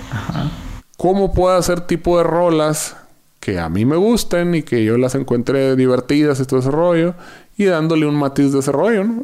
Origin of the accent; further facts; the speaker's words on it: Yaqui Valley, Sonora, Mexico; moved away as an adult; now in Mexico City, Mexico; del Valle del Yaqui, ser sonorense